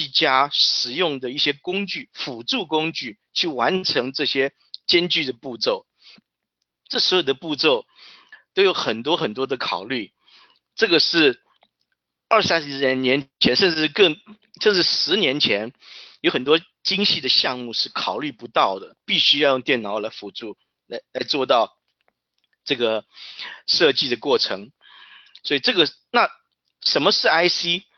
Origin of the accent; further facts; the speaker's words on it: Taiwan; now in Santa Clara, United States; 我从台湾过来，目前在戏谷 Silicon Valley Santa Clara 的 Crossbar 公司担任资深的 CAD Manager。